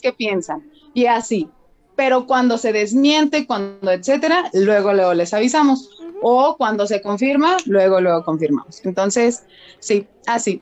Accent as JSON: {"language": "Spanish", "country": "Mexico", "said": "Yo también soy mexicana"}